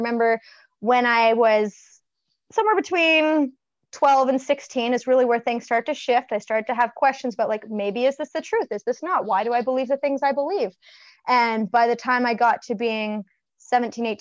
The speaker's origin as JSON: {"language": "English", "region": "a small town in Ontario", "country": "Canada", "tie": "born or raised there", "also_born_or_lived": "Ottawa", "said": "I was born and raised in a small little town in Ontario"}